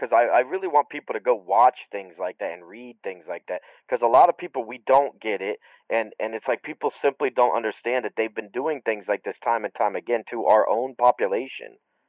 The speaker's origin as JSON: {"language": "English", "region": "Ohio", "country": "United States", "tie": "born or raised there", "said": "It's my home state, bro."}